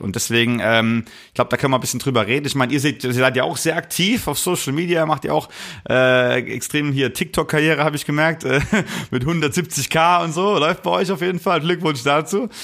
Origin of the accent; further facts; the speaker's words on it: Rhineland-Palatinate, Germany; ich komme ja aus der Palz und bei uns sagt man Mosche, wenn man sich begrüßt